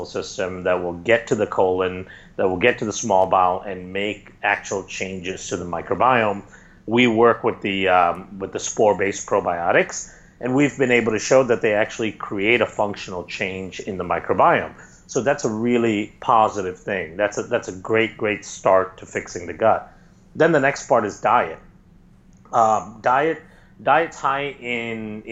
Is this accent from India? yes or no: yes; India; I grew up in India.